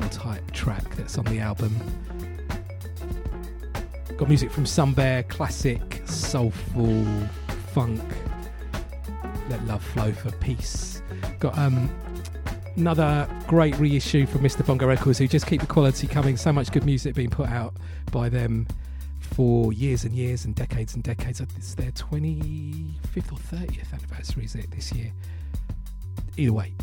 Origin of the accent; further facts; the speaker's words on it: London, United Kingdom; a little Asian kid growing up in East London